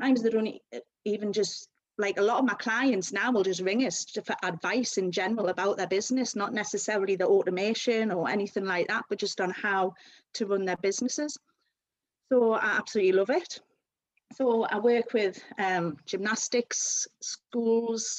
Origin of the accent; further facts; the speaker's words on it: Newcastle upon Tyne, North East England, United Kingdom; accent: Geordie; also born or lived in London; So I was born in London and then moved to Newcastle at a very young age, so hence the lovely Geordie accent that I've got.